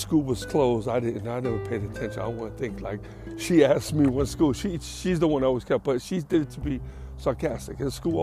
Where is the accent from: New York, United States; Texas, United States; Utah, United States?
New York, United States; New York City; moved away; I grew up, born and raised in New York, between the Bronx, Queens